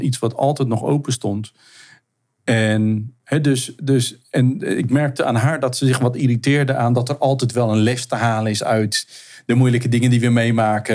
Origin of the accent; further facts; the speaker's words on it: Zeeland, Netherlands; Ik, ik ben in, in Zeeland eh, ben ik geboren en opgegroeid